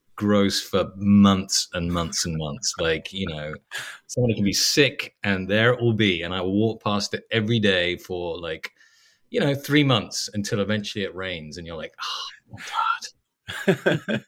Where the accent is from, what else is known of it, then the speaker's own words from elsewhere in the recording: England, United Kingdom; now in Los Angeles, United States; I'm English